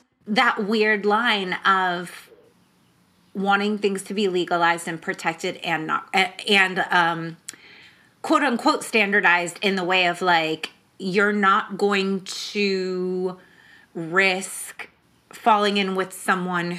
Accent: Bay Area, California, United States; I'm also from the Bay Area

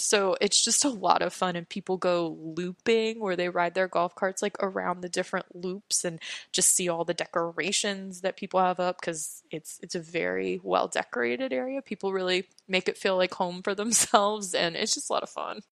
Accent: East Coast, United States; also born or lived in Los Angeles, California; I was originally from Los Angeles, so we grew up as little kids going to Disneyland. And then when I was about six years old, we moved to the East Coast

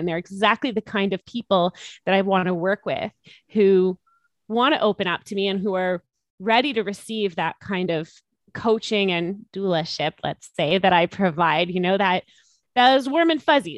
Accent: Canada; of being Canadian, and our government really supported us.

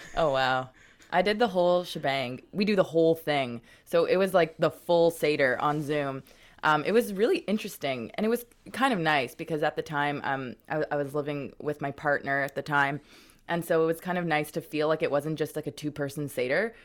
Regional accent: Montreal, Quebec, Canada; now in Vancouver, Canada; I'm from Montreal originally

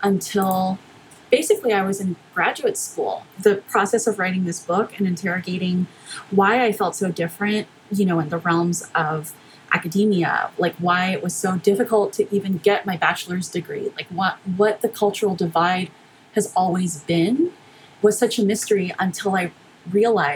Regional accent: Houston, Texas, United States; born or raised there; also born or lived in McAllen, Texas

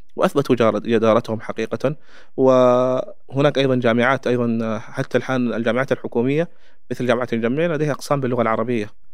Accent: Chad; Arabic is a second language; أنا كتشادي

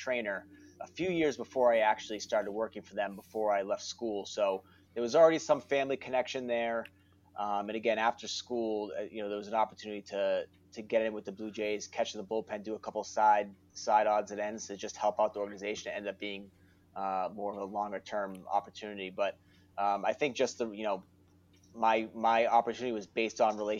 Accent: Worcester, Massachusetts, United States; from Worcester, grew up, born and raised in Worcester, still have a lot of family there

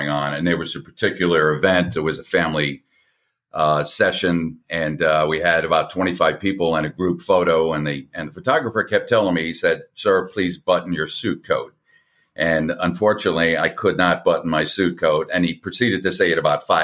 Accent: Long Island, New York, United States; also born or lived in Connecticut / Atlanta, Georgia / Tampa, Florida; now in St. Petersburg, United States; I grew up on Long Island in New York

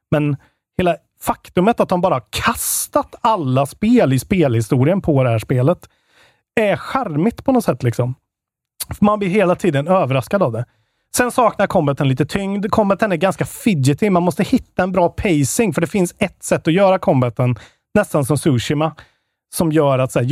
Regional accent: Karlstad, Värmland, Sweden; Vi är fan från Karlstad båda två.

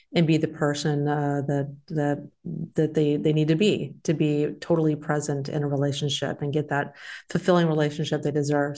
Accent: Texas, United States; moved away; I'm from Texas

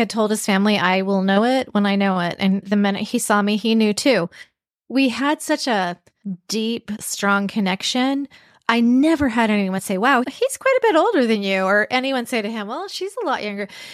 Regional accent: Vancouver, British Columbia, Canada; I grew up in Vancouver, B C

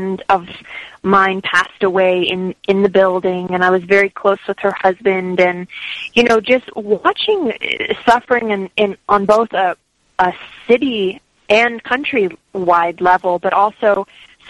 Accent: Los Angeles, California, United States; moved away; I grew up in Los Angeles, in Hollywood, actually.

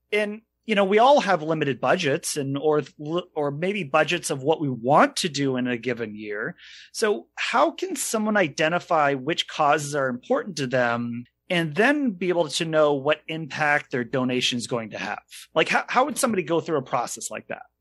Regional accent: Maine, United States; we're from Maine

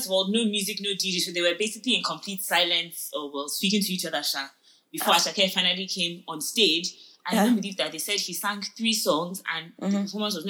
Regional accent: Nigeria; I'm only speaking for Nigerians because I'm a Nigerian.

